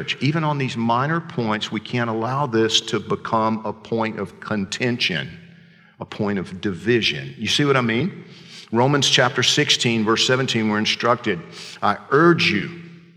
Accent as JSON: {"language": "English", "region": "Georgia", "country": "United States", "said": "I'm from Georgia."}